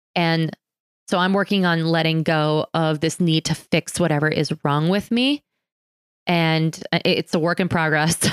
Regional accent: New York City, New York, United States; moved away; also born or lived in Philadelphia; born in New York City

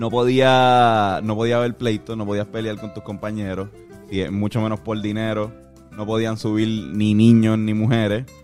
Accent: Puerto Rico; eso lo sabemos nosotros como puertorriqueños, vivimos aquí, sabemos que, pues, Puerto Rico es la llave de América

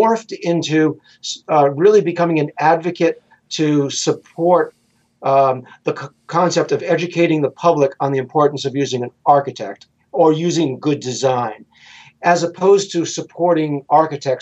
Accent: Rhode Island, United States; I'm from Rhode Island

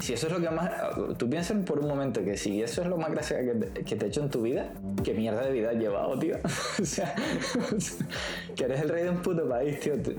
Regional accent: Spain; como buenos españoles que somos

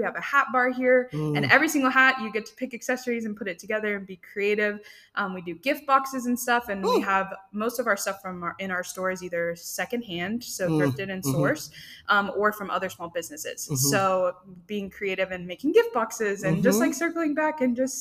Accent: Frisco, Texas, United States; now in Denison, United States; we're originally from Frisco

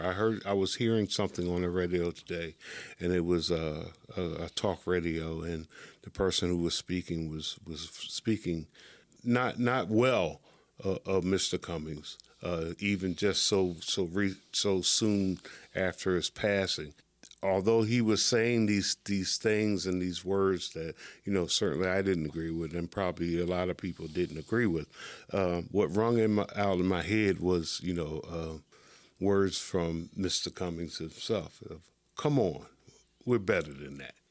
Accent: Pennsylvania, United States; from Pennsylvania, my home state.

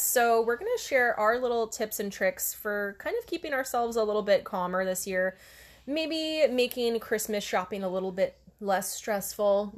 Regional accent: Hawaii, United States; now in Oregon, United States; growing up in Hawaii

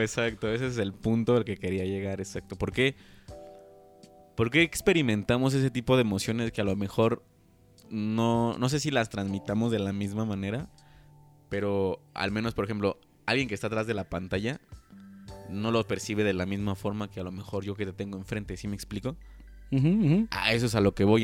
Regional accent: Mexico; como buen mexicano

